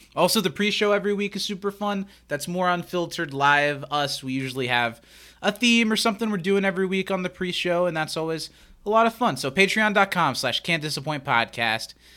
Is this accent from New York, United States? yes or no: no; Anderson, Indiana, United States; we grew up in Anderson, Indiana, where I still live